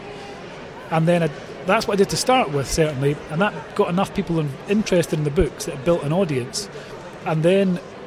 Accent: Scotland, United Kingdom; being Scottish

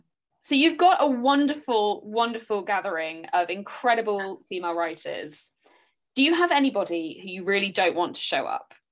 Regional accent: Bridport, South West England, United Kingdom; also born or lived in Dorchester; I grew up literally in Hardy country. My birthplace was Dorchester, so I lived right by Max Gate. I lived in Bridport, which is, I think, as you call it, Port Breedy in his books. And I basically grew up around there

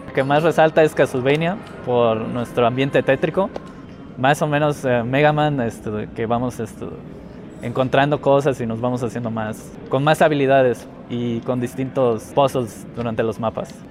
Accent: Mérida, Yucatán, Mexico; venimos de Yucatán, de Mérida, Yucatán

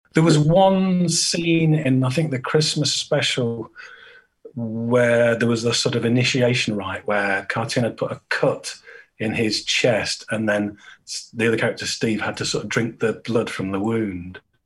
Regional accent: Great Harwood, North West England, United Kingdom; moved away as an adult; also born or lived in Brighton; I grew up uh, just outside Blackburn in Lancashire right Harwood

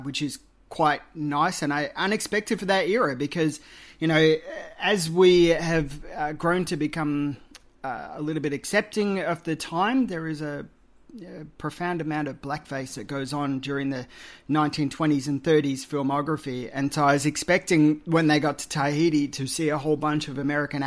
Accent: Australia; as an Australian

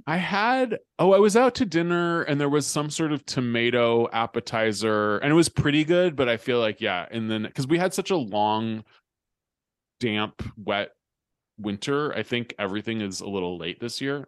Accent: California, United States; moved away as an adult; also born or lived in New York; when I was growing up in California

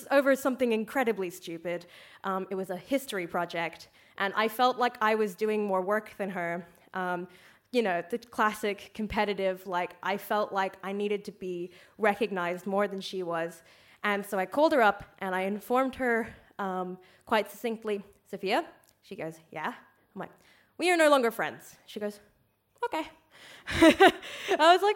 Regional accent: Australia; now in Ireland; I'm from Australia.

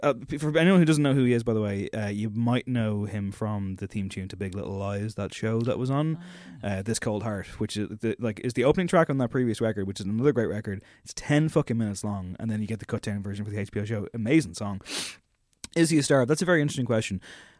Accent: Drogheda, Leinster, Ireland; And even though I'm from Drogheda, we get on just fine.

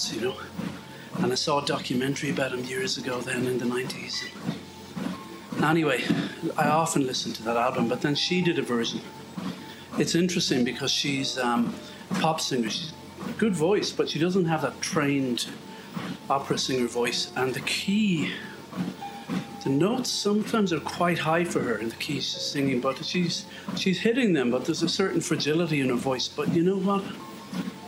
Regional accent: near Galway, Connacht, Ireland; accent: Irish; moved away; Galway, up the road from where I grew up

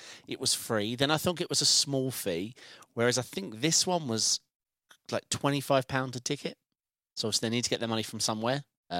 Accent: United Kingdom; My Danish accent's weak, being British.

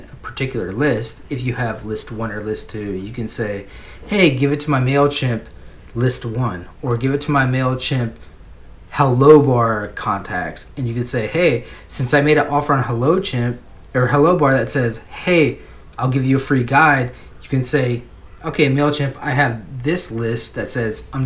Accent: United States; I'm from America

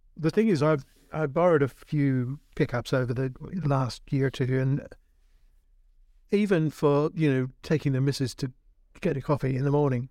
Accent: Australia; moved away; I was born in Aus-, middle of Australia where everybody had a ute

